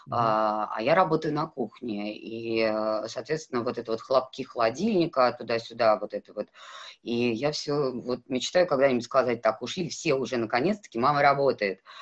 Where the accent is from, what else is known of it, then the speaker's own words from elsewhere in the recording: North Caucasus, Russia; Я выросла в селе на Кавказе, а там главная задача девочки выйти замуж хорошо.